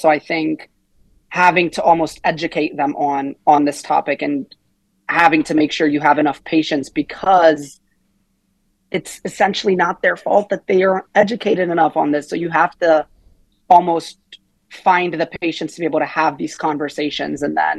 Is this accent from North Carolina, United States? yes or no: yes; Kernersville, North Carolina, United States; moved away as an adult; also born or lived in Lebanon; I was born in Lebanon, raised in Lebanon until I was seven. And then my family picked up, moved to America, a small town, Kernersville, North Carolina.